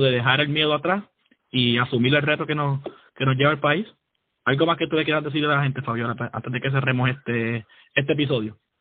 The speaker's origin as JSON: {"language": "Spanish", "town": "San Juan", "country": "Puerto Rico", "tie": "born or raised there", "also_born_or_lived": "Fajardo, Puerto Rico", "said": "soy nacido en Fajardo crecí en San Juan"}